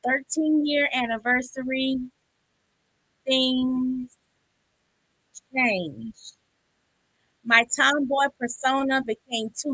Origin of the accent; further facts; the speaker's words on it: Birmingham, Alabama, United States; I am from Birmingham, Alabama